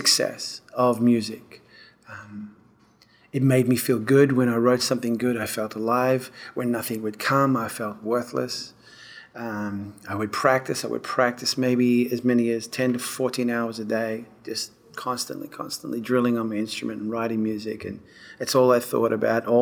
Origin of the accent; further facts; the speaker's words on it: Perth, Western Australia, Australia; moved away as an adult; also born or lived in England; now in Nashville, United States; I was born in Perth, Western Australia in 1967